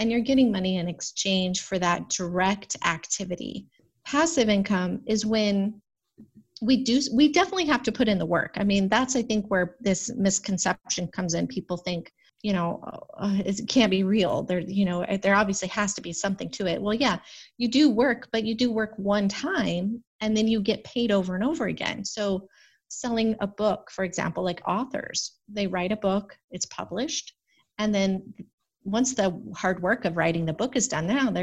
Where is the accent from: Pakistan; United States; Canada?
United States; Arizona; moved away as an adult; also born or lived in Phoenix; I'm from Arizona. It's brown